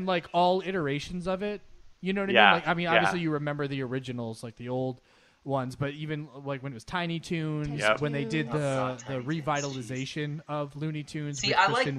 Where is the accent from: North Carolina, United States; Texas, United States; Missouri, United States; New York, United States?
New York, United States; I grew up in New York.